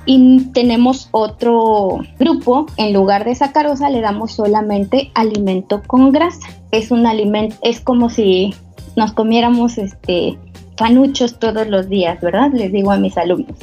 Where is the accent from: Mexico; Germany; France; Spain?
Mexico; Mexico City; moved away as an adult; now in Comalcalco, Mexico; yo soy originaria de la Ciudad de México